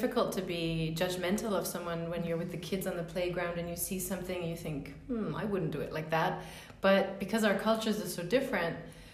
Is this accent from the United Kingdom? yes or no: no; Luxembourg; also born or lived in Denmark; I grew up in Luxembourg.